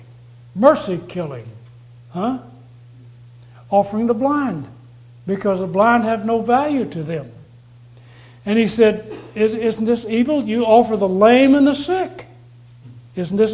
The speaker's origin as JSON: {"language": "English", "region": "Texas", "country": "United States", "said": "I come from Texas. I come from a place where people have a great value on animals"}